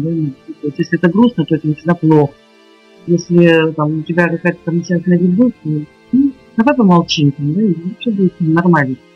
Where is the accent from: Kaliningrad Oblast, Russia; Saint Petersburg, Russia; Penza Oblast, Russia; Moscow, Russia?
Saint Petersburg, Russia; мы из Питера.